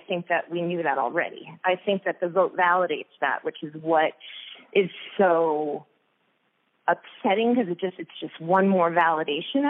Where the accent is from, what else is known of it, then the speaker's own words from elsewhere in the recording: Long Island, New York, United States; moved away; I grew up in New York on Long Island